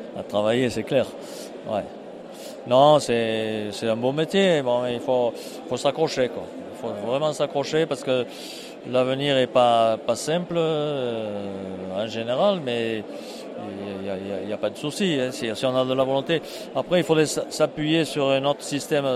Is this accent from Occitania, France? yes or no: yes; foot of the Cévennes, Occitania, France; j'arrive du sud, moi. Par rapport à Strasbourg, on est au sud, 700 km vers la Méditerranée, au pied des Cévennes, donc je suis, je suis comme la terre de Cévennes